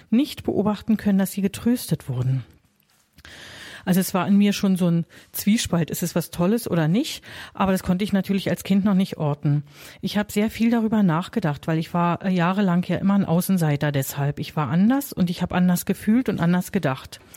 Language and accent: German; East Berlin, Berlin, Germany; Also ich bin selber in der DDR aufgewachsen, in Ostberlin.